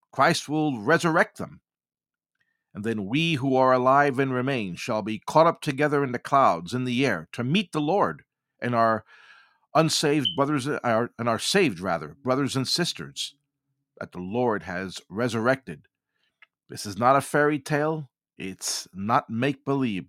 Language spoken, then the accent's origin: English; New York City, New York, United States; being born and raised in New York City and working in Manhattan in my earlier years